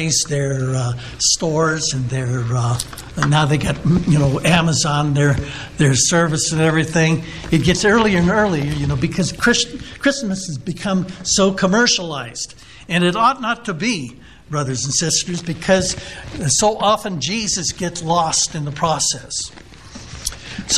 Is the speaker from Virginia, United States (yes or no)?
no; El Cajon, California, United States; I was a boy growing up in El Cajon, California, which is a suburb of San Diego, about 15 miles east